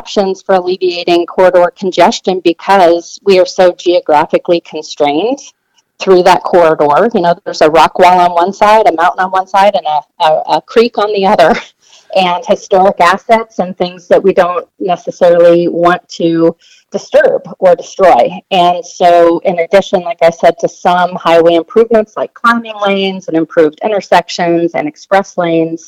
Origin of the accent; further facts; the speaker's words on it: Front Range, Colorado, United States; I grew up on the Front Range, so I've certainly spent a lot of time driving back and forth between the Denver metro area and the mountains.